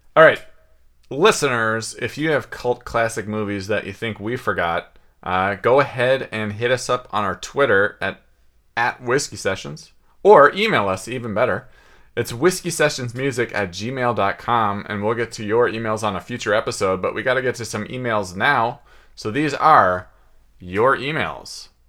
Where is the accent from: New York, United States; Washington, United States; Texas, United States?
Washington, United States; Seattle; growing up in West Seattle.